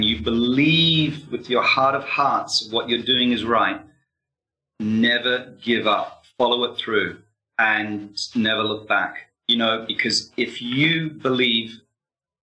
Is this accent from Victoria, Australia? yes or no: no; Sydney, New South Wales, Australia; also born or lived in London, United Kingdom / Sweden; now in Bournemouth, United Kingdom; I'm originally from Sydney, Australia, but I've lived, you know, throughout the world over many years